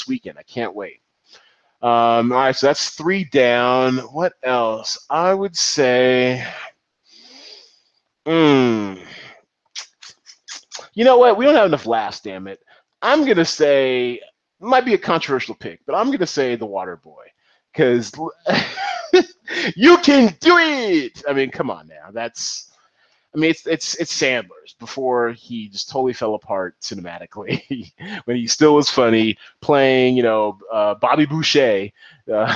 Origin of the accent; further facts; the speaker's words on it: Seattle, Washington, United States; not so much a small town, because I'm from Seattle